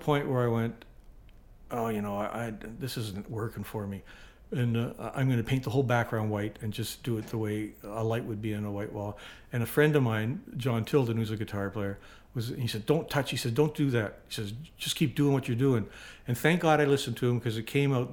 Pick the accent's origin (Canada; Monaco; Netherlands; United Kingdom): Canada; Winnipeg, Manitoba; moved away; I grew up in Winnipeg with his older brother